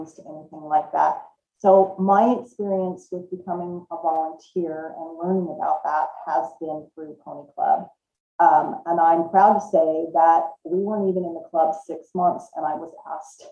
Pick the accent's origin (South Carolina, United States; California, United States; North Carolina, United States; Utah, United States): California, United States; Southern; moved away as an adult; also born or lived in Washington State; now in Washington, United States; I actually was born and raised in Southern California and moved to Washington State in about 1990 is when I moved here